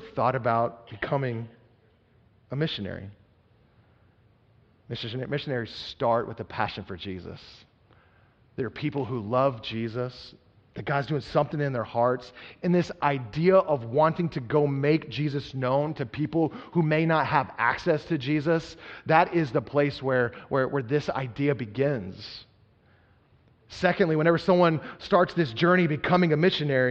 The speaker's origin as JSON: {"language": "English", "region": "Texas", "country": "United States", "tie": "born or raised there", "said": "I was growing up in Texas"}